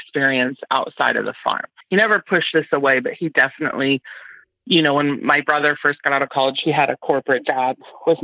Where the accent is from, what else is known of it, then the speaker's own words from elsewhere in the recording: near Galesburg, West Central Illinois, United States; I am from West Central Illinois, over by Galesburg, Illinois. I grew up on a corn and soybean farm